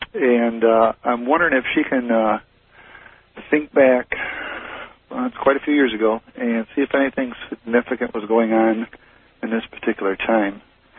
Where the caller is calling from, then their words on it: Michigan, United States; Southeastern Michigan.